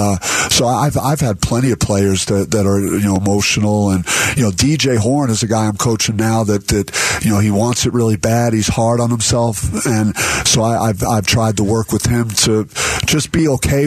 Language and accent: English; East Coast, United States; moved away as an adult; now in Arizona, United States; I feel like Arizona feels like home to me, even though I'm from the East Coast.